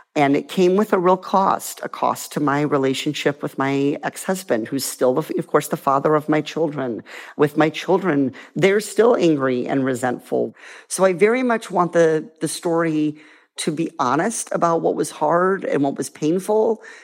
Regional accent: Iowa, United States; now in California, United States; Iowa, where I grew up

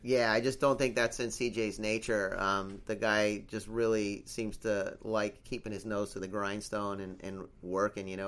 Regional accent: United States; also born or lived in California / San Sebastian, Spain; I'm from America

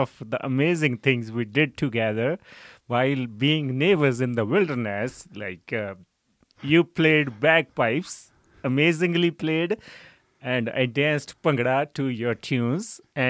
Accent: Siad, Punjab, India; born there; So I was born in a small village. The name of village is Siad. So I was born in a farming family.

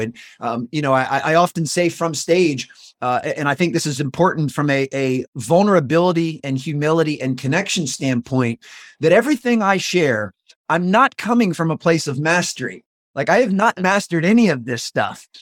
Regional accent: just north of Washington, D.C., a suburb in Maryland, United States; also born or lived in North Carolina; I moved from North Carolina back to my hometown a suburb in Maryland, uh, just north of Washington, D.C.

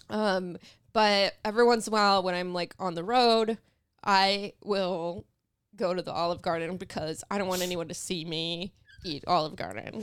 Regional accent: Los Angeles, California, United States; also born or lived in Santa Clarita, California; I was born in the San Fernando Valley, um, and that's like, I only lived there until I was like eleven or twelve

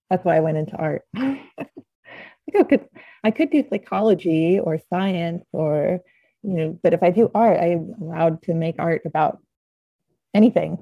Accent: Norman, Oklahoma, United States; moved away as an adult; also born or lived in Arizona / Hawaii; I grew up in Norman.

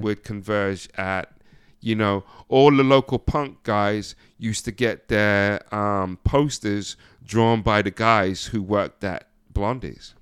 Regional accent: near Ipswich, East of England, United Kingdom; moved away as an adult; also born or lived in New York, United States; being in a place like that, 'cause you had London and you had Ipswich, which is right down the street

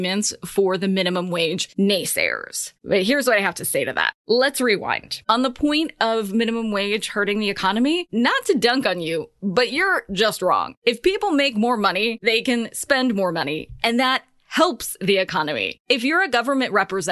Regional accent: California, United States; my home state

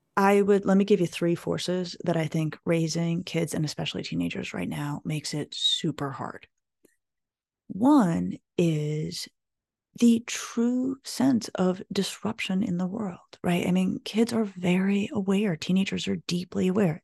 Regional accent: Colorado, United States; moved away as an adult; I grew up in Colorado

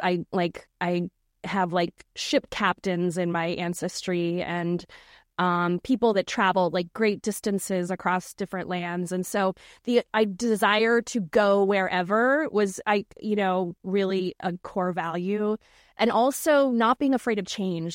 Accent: Norfolk, Virginia, United States; I, I grew up in Norfolk, Virginia

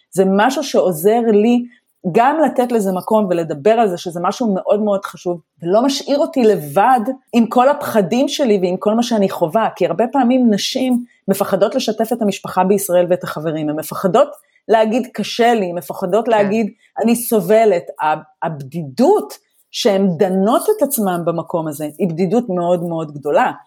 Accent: Israel; moved away as an adult; now in Germany; אנחנו באים גם ממדינה שבתרבות שלה אנחנו חיים בשבטיות. יש משפחתיות, יש ארוחות שישי

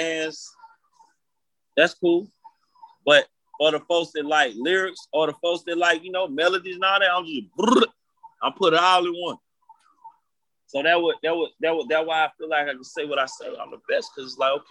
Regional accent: Atlanta, Georgia, United States; I'm from Atlanta

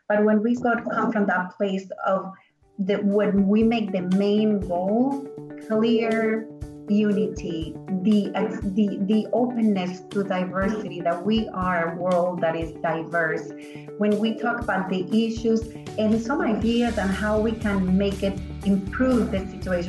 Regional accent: Venezuela; English is a second language; moved away; I came here from Venezuela 27 years ago, and I've seen the world changing and more openness and more understanding of our culture.

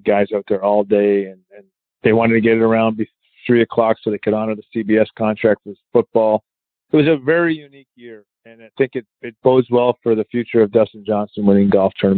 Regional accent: Canada; I'm Canadian.

